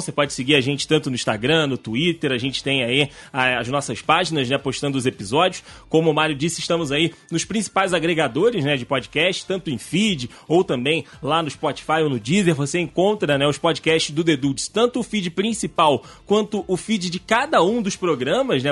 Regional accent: Rio de Janeiro, Brazil; Todo mundo do Rio

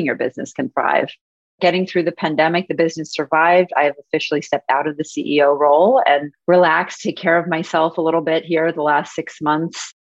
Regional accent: West Palm Beach, Florida, United States; moved away as an adult; also born or lived in New York City, United States; now in Miami Beach, United States; I am an original Floridian, born and raised in West Palm Beach

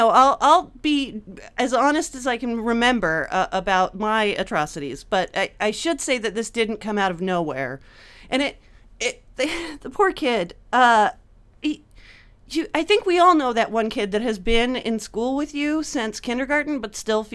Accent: Napa, California, United States; I grew up in Napa. It's all segregated so that I only hung out with white kids, and it was all like upper middle class, the worst kind of rich.

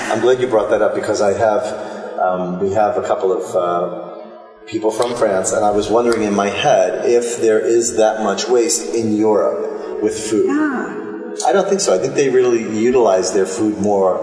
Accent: East Coast, United States; I'm from the East Coast

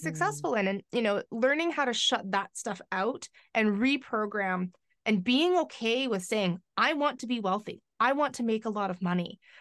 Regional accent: White Rock, British Columbia, Canada; now in Victoria, Canada; I grew up on the, uh, lower mainland of, um, Vancouver

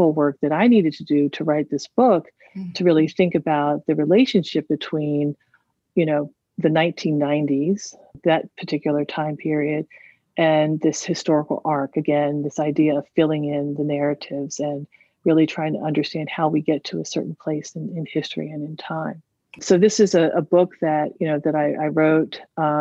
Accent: Silver Spring, Maryland, United States; as a young person growing up in Silver Spring, Maryland

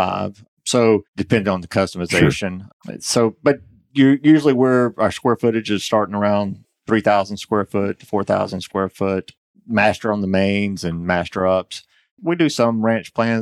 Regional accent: Conyers, Georgia, United States; also born or lived in DeKalb County, Georgia; I'm a native of Georgia. I was born in DeKalb County

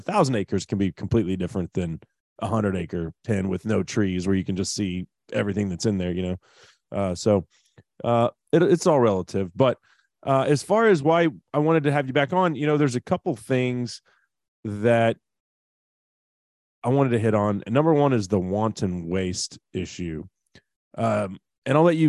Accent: Texas, United States; my home state of Texas

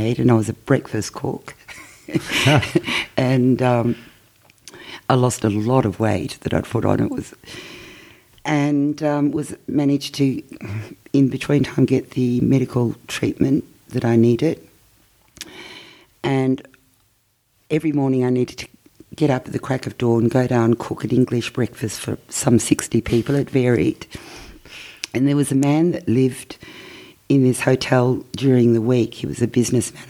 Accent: Coburg, Victoria, Australia; when I was growing up in Coburg

